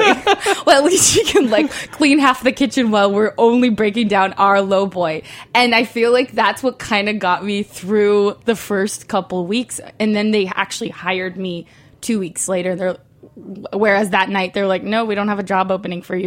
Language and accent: English; Mexico; now in Los Angeles, United States; I'm from Mexico.